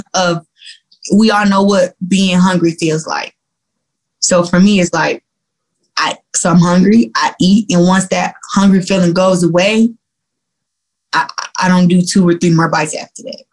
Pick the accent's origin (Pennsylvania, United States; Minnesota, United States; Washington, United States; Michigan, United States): Michigan, United States; Flint; I'm from Flint and I and I grew up in Flint